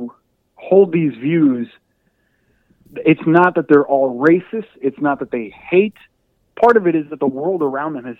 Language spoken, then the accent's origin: English; Hialeah, Florida, United States; moved away as an adult; also born or lived in Syracuse; growing up in Hialeah in Miami